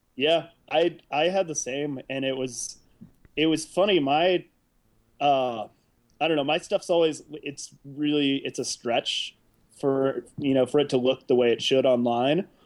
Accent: South Bend, Indiana, United States; also born or lived in Chicago, Illinois; now in Oakland, United States; I was born in Chicago, and uh, I grew up in this little town called South Bend, Indiana. And uh, I was there for a long time

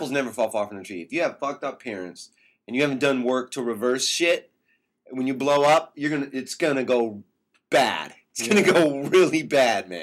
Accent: Michigan City, Indiana, United States; I grew up in Michigan City, Indiana, which is right on Lake Michigan

